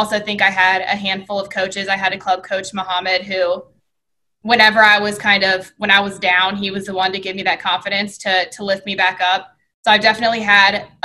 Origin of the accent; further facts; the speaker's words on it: Westerville, Ohio, United States; I grew up in Westerville